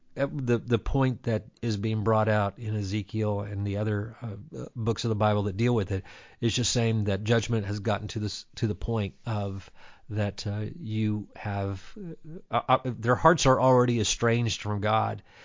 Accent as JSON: {"language": "English", "town": "Dundee", "region": "Kentucky", "country": "United States", "tie": "born or raised there", "said": "I grew up in Dundee, Kentucky, in a very Gentile environment"}